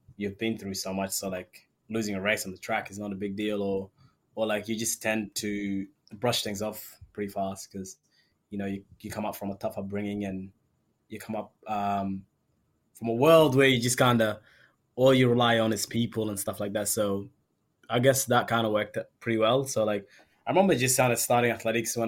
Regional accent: Sudan; now in Australia; I was born in Sudan

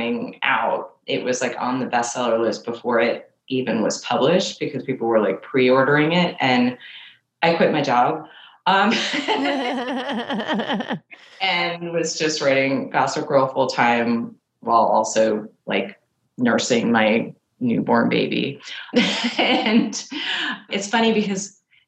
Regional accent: New York City, New York, United States; I grew up in Manhattan.

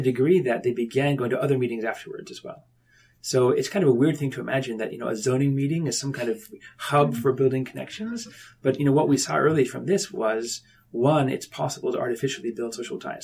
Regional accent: Ithaca, New York, United States; moved away; also born or lived in Tokyo, Japan; I was born up in Ithaca, New York

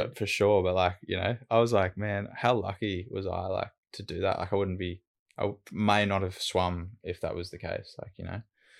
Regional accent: Brisbane, Queensland, Australia; So I've grown up in Brizzy and lived in Brizzy my whole life on the south side of Brizzy.

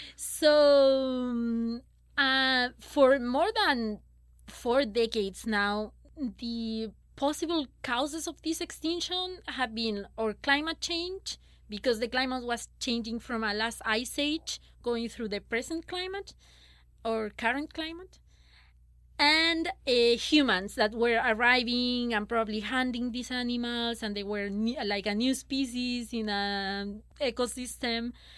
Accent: Chile; moved away as an adult; I'm from Chile

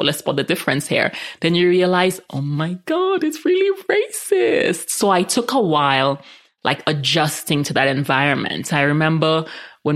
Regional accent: St. Lucia; also born or lived in New York / San Francisco; now in Colorado, United States; I grew up in the Caribbean where we're all mixed up, majority black

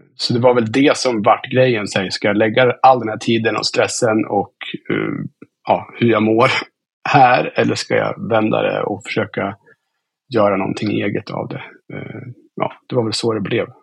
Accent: Östersund, Jämtland, Sweden; also born or lived in Stockholm; Jag är uppväxt i Östersund

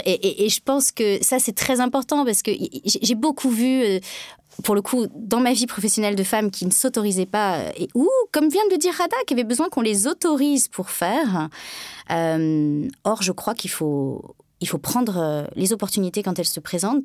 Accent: France; je suis française

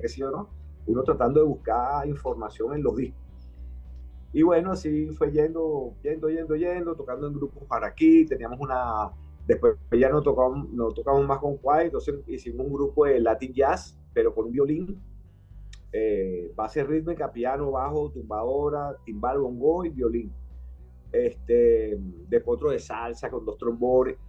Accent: Prados del Este, Miranda, Venezuela; a los seis meses me trajeron a Prados del Este, que mis padres habían construido, cuando rendía los reales, habían construido una casa por aquí, que, en la que me mantengo todavía.

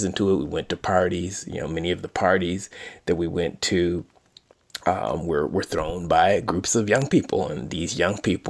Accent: Detroit, Michigan, United States; growing up in Detroit. As a kid in Detroit

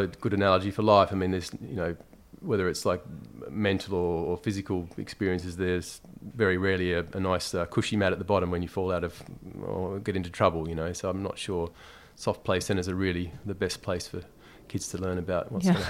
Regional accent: Tasmania, Australia; now in London, United Kingdom; I mean, I was brought up in Tasmania in essentially like a small country town.

